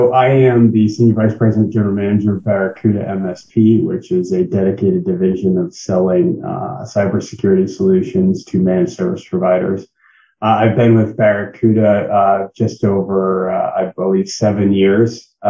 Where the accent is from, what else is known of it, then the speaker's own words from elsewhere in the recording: New England, United States; I don't know if that counts as a quick stop in between my born and raised in the New England area and returned to the New England area because I couldn't get enough of the weather.